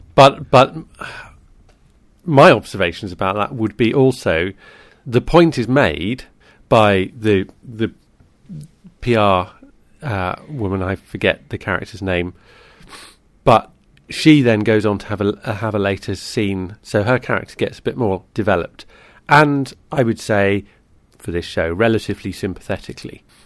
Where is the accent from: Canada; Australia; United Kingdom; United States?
United Kingdom; as a Brit